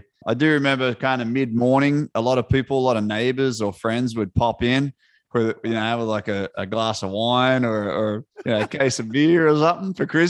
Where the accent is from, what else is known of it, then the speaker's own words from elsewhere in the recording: Australia; Mate, we'd always wake up, you know, as a kid, just obviously given the childhood memories.